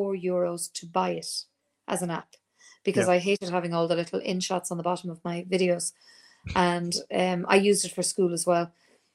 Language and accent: English; Leinster, Ireland; accent: neutral; But I'm from Kildare, which is quite close to Dublin, and I have, I suppose, a neutral accent. My parents were from the south, from Cork and Clare, and so my accent is very non specific.